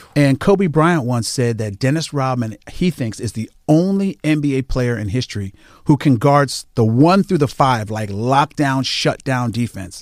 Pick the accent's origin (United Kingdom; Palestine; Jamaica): Jamaica; I'm a Jamaican.